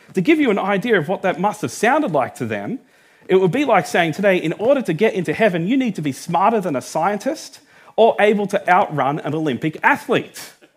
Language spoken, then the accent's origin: English; Australia; I was born in Australia.